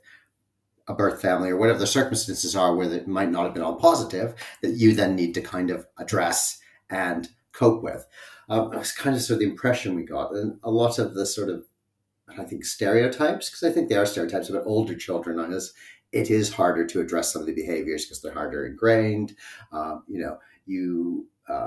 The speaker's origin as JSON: {"language": "English", "country": "Canada", "moved": "as an adult", "lives_now": "United Kingdom", "said": "So I have come from Canada, and my partner and I met there and then moved to the UK in 2004."}